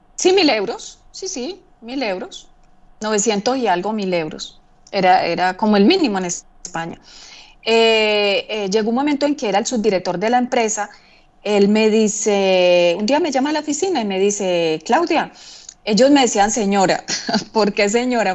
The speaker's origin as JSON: {"language": "Spanish", "country": "Colombia", "also_born_or_lived": "Basque Country, Spain / Figueres, Spain / London, United Kingdom", "moved": "as an adult", "said": "cuando yo salí de Colombia"}